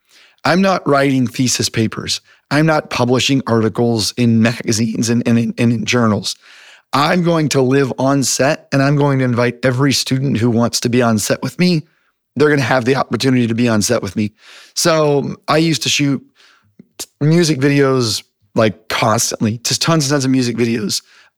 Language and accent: English; United States; So, I grew up all over the United States. So I moved around. My dad is actually a preacher.